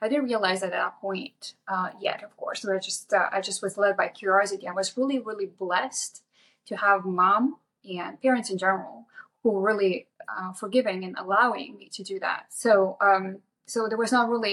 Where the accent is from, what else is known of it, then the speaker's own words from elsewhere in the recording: Lithuania; moved away as an adult; now in United States; I grew up in Lithuania. So I got here when I was 19 on my own.